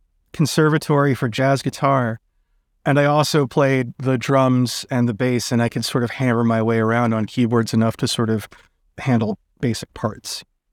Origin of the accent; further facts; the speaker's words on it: New York City, New York, United States; also born or lived in Brooklyn, New York / Baltimore; I grew up in Manhattan, New York.